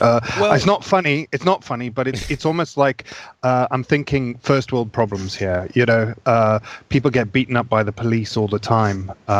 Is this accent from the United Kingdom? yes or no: no; Zimbabwe; growing up in Zimbabwe, riot police pretty much had free will to do whatever they wanted.